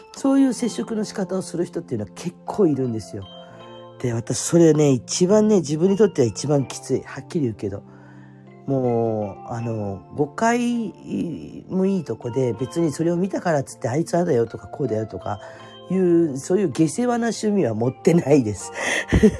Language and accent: Japanese; Fukuoka, Japan; moved away as an adult; also born or lived in Kanto; now in Oita, Japan; 福岡の生まれで